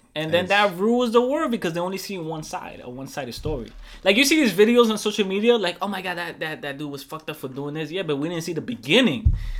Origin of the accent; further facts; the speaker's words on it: New York City, New York, United States; I grew up in the Bronx